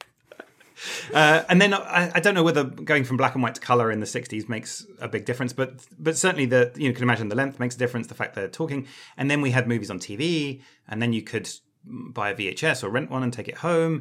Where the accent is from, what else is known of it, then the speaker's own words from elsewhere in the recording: United Kingdom; as a Brit